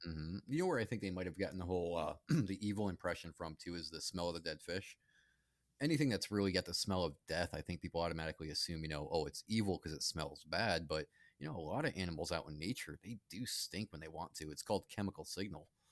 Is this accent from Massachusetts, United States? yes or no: yes; Charlton, Massachusetts, United States; growing up in Charlton and Massachusetts, that's a small town